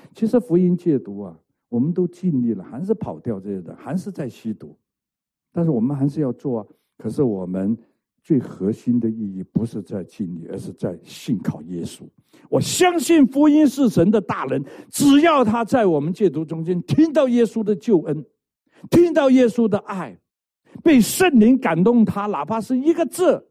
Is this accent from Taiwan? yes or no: no; Hong Kong; moved away; 我在香港成长啊，香港出生，香港混流氓